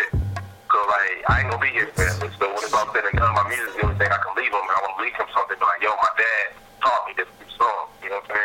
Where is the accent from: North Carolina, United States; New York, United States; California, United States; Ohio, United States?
California, United States; Los Angeles; also born or lived in Atlanta, Georgia; now in Oklahoma, United States; I'm originally from California myself. You know, I grew up in Los Angeles, California area. And I came out to Oklahoma, so now I'm out here with my people